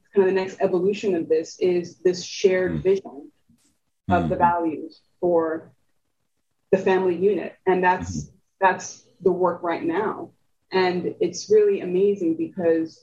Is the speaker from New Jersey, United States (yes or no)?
yes; New Jersey, United States; born or raised there; first language Spanish; English is a second language